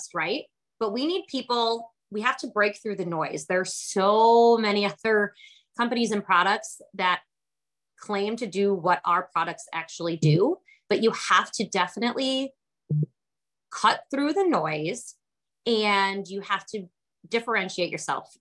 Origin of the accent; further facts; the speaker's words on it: Kenosha, Wisconsin, United States; I'm from Kenosha, Wisconsin, so I am a cheesehead here.